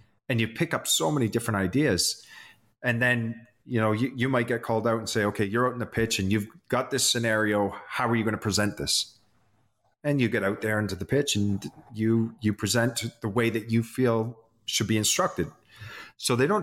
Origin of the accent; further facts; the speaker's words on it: Canada; As Canadians